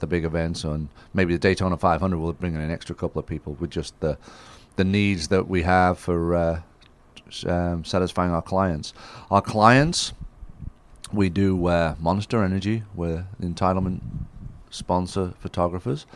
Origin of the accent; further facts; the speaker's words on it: Isle of Man; moved away as an adult; now in United States; growing up in the Isle of Man with the motorcycles and stuff